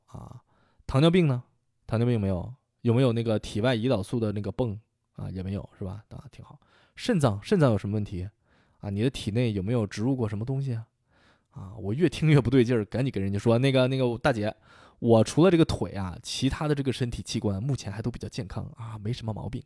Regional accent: Shaanxi, China; now in Boston, United States; 我记着我小时候在陕西，有个同学叫李楠

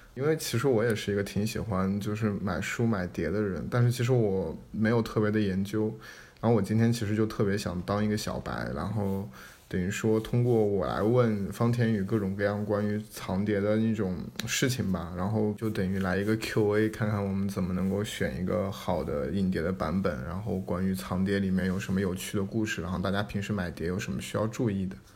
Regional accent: Hangzhou, Zhejiang, China; 因为我小时候其实也是住在文三路，所以我家边上全是电脑城

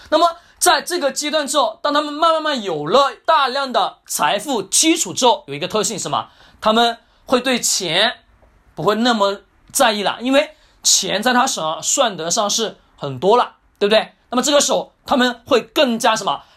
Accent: China; first language Chinese; 我们中国语言是我们的母语

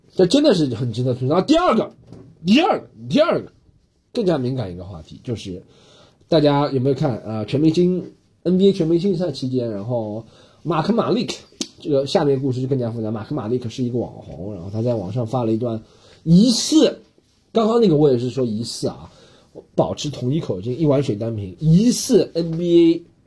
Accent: China; moved away; 确实我们中国人，很少的一部分人是在血汗工厂工作

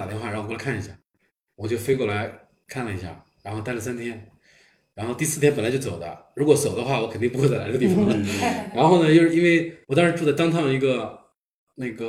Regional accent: Shanghai, China; moved away as an adult; now in Atlanta, United States; 我来来自上海，从上海过来，对我是一五年啊、就开始到这边来

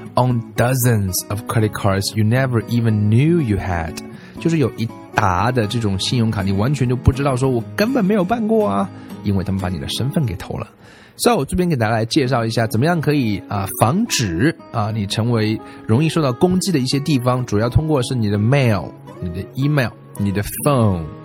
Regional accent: China; 我们中国人

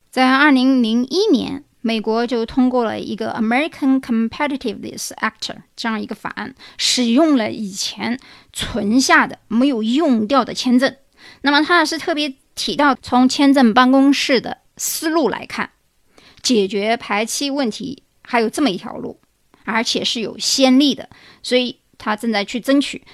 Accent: China; 那么我们中国人呢，一般都在讨论爬起时间长啊

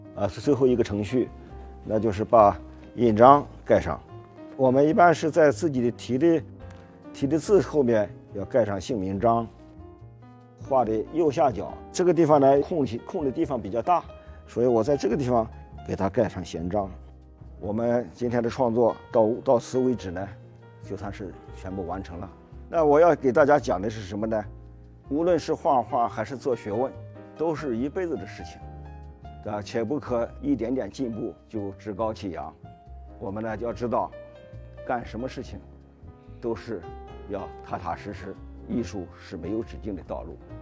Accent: China; 我们中国人

